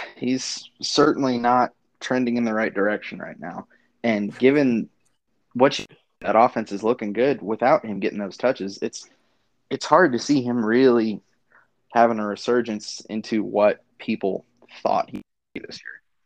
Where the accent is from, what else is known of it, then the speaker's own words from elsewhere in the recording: Los Alamos, New Mexico, United States; now in Norman, United States; As a as a short white kid growing up in New Mexico